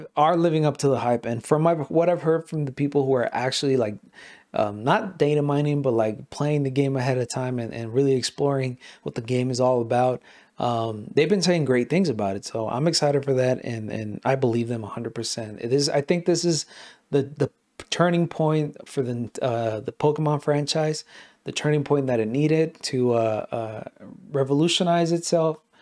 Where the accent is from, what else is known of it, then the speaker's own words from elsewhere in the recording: Mexico; first language Spanish; English is a second language; I am Mexican as hell